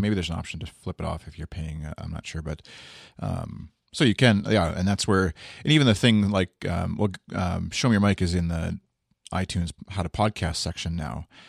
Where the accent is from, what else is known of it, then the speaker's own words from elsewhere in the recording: Canada; one Canadian here